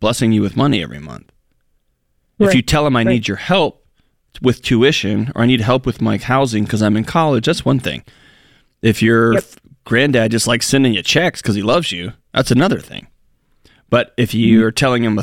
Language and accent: English; Texas, United States; I'm from Texas.